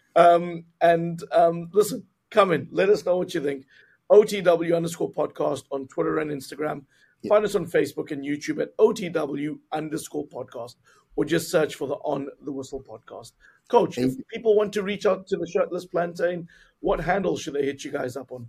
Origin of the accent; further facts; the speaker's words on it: South Africa; as a South African